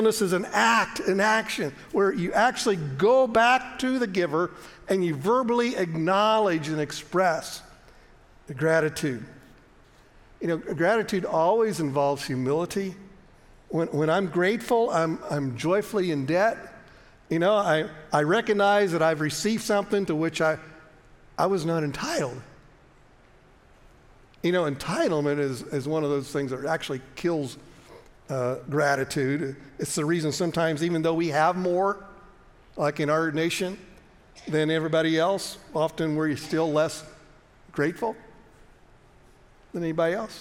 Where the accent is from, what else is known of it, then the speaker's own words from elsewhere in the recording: United States; we grew up in America and we're taught this